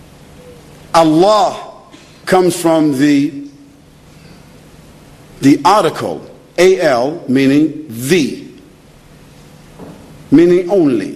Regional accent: United States; I'm from America

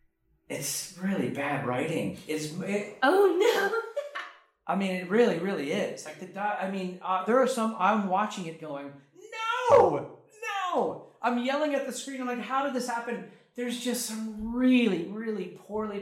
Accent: United States; also born or lived in Oklahoma; now in Los Angeles, United States; I'm American

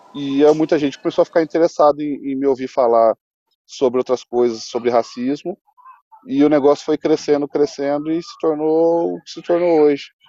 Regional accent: Brazil

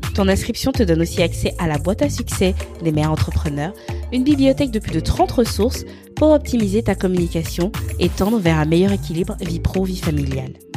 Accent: Libreville, Estuaire, Gabon; je suis née à Libreville au Gabon

